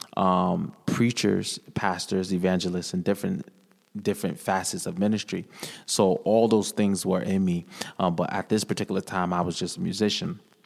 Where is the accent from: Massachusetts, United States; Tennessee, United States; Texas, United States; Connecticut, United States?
Connecticut, United States; New London; I hail from New London, Connecticut, born and raised, Whaler City, green and gold